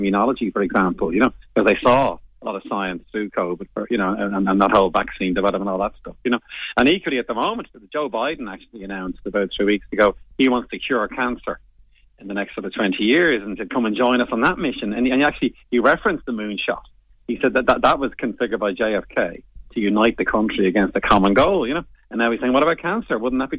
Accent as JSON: {"language": "English", "town": "Bray", "region": "Leinster", "country": "Ireland", "said": "I'm from Bray County, Wicklow, you see. And it was the Wicklow Mountain got my imagination."}